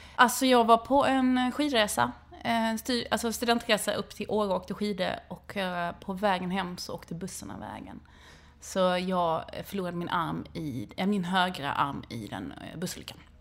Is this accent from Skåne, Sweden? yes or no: yes; Helsingborg, Skåne, Sweden; jag är uppvuxen utanför Helsingborg i grå läge mellan Domsten och Viken